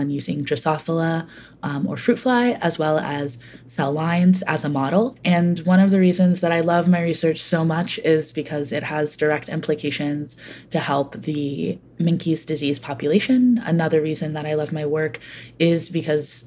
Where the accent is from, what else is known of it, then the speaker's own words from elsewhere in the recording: Grayson, Georgia, United States; now in Atlanta, United States; I'm from Grayson, Georgia.